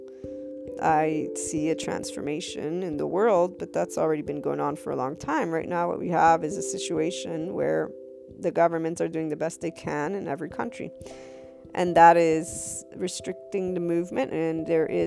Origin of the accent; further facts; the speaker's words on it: United States; I, as an American